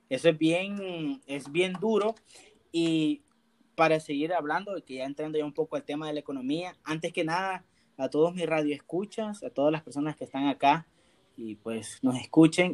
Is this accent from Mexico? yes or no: no; El Salvador; soy salvadoreño, llego a Venezuela